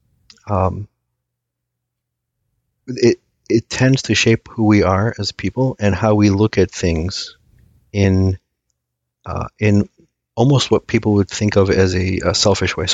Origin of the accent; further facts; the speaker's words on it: United States; first language Aramaic; English is a second language; I was born here. I was born here, but surprisingly, I didn't speak a word of English, or I shouldn't say a word, but I didn't speak English fluently until I started grade school